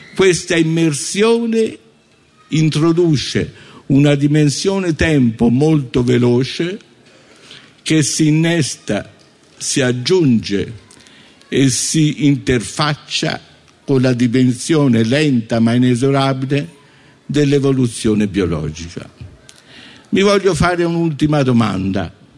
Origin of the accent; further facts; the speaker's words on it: Italy; io non fossi cresciuto in Italia